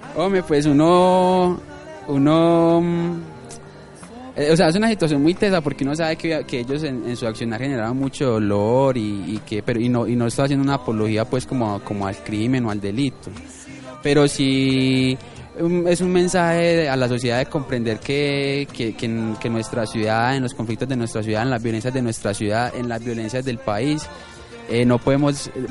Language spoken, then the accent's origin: Spanish; Medellín, Antioquia, Colombia; soy de Manrique porque viví en Manrique eh, hasta los 19, 20 años